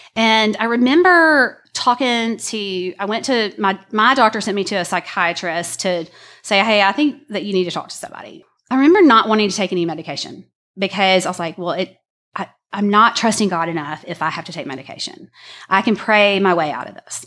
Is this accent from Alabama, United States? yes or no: yes; Birmingham, Alabama, United States; I grew up here in Birmingham, Alabama